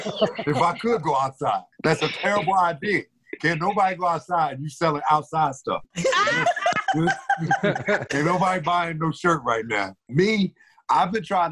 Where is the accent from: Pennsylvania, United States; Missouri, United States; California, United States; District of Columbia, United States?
Pennsylvania, United States; Philadelphia; Grew up in North Philadelphia and then moved to East Oak Lane area